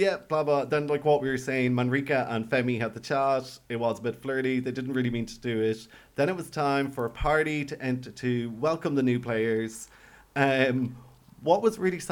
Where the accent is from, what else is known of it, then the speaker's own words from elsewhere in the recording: Ireland; We're Irish